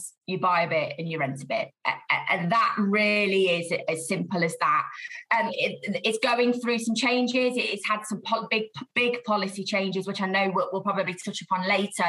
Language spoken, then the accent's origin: English; Leicester, East Midlands, United Kingdom; I'm hail from the Midlands, so I was born and bred in Leicester